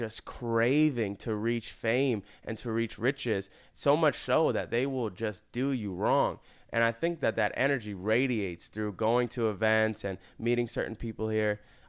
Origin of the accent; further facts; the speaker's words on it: Florida, United States; moved away as an adult; now in Los Angeles, United States; I'm literally from Florida.